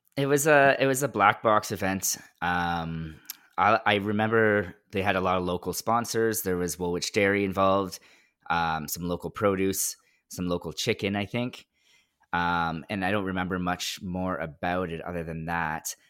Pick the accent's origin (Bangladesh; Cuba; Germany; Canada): Canada; Mississauga, Ontario; also born or lived in Orangeville; I'm from Mississauga